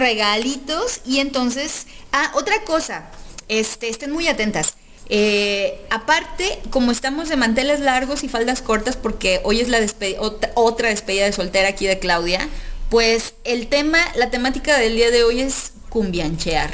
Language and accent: Spanish; Guadalajara, Jalisco, Mexico; los que nacemos aquí como tapatíos